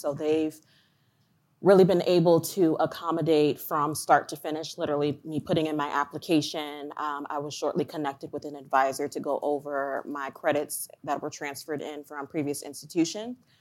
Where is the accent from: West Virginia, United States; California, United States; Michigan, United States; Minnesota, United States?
Michigan, United States; Ann Arbor; moved away as an adult; now in Columbia, Maryland, United States; I'm originally from Ann Arbor, Michigan, um, but through an acquisition of the company that I was formerly working at, uh, they had moved me to Columbia, Maryland.